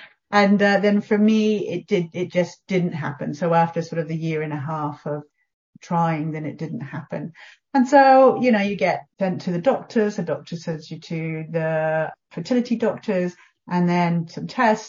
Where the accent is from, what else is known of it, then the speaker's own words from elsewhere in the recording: England, United Kingdom; So I'm actually English.